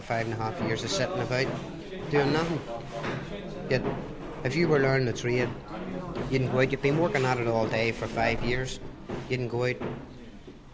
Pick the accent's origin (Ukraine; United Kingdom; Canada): United Kingdom; Belfast, Northern Ireland; now in Ireland; I'm from Belfast